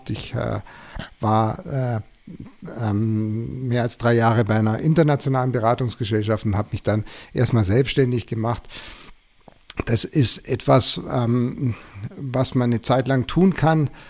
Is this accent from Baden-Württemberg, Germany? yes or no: yes; Baden-Württemberg, Germany; ich bin im Schwarzwald aufgewachsen, bin da zur Schule gegangen